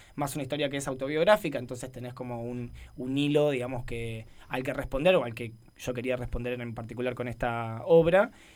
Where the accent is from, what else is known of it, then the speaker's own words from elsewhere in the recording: Buenos Aires Province, Argentina; now in Barcelona, Spain; soy de Buenos Aires y automáticamente aclaro que soy de la provincia de Buenos Aires